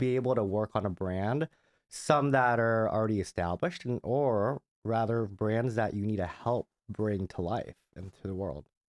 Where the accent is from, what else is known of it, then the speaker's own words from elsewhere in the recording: Southern California, United States; I grew up in Southern California.